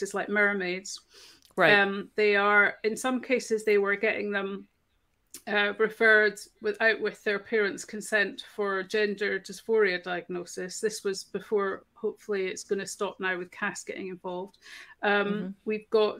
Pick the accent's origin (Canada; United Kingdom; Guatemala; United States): United Kingdom; Scotland; I'm Scottish